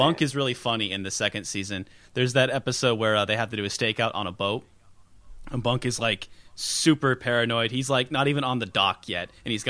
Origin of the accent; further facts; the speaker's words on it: Alaska, United States; we're both from Alaska. There is no gaming culture up here.